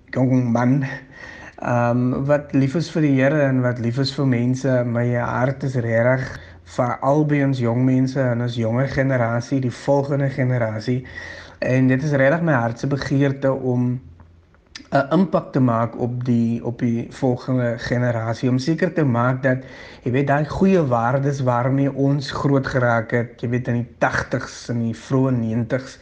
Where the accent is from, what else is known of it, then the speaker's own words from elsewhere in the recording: Eerste River, Western Cape, South Africa; ek is oorspronklik van Kleinvlei Eerste Rivier. Dit is waar ek gebore is en grootgeword